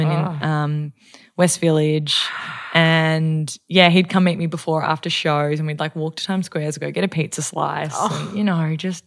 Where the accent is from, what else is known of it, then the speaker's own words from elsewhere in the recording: Melbourne, Victoria, Australia; I'm from Melbourne and you get to wear boots a lot